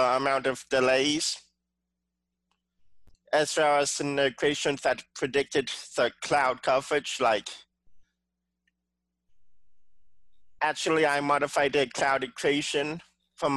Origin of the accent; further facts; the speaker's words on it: San Francisco Bay Area, California, United States; I actually grew up in the San Francisco Bay Area, where I still am today